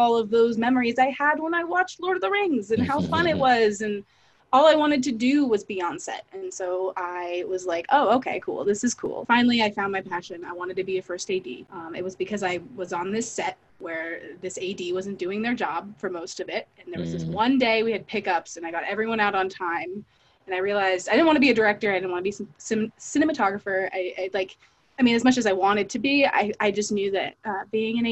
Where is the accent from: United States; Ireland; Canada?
United States; Fairfax, California; I grew up in Fairfax, California, which is a tiny town in Northern California